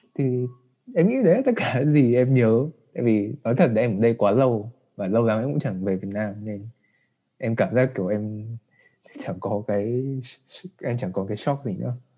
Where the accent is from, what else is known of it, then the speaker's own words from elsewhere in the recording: Vietnam; moved away as an adult; em đã được sinh ra và đã ở Việt Nam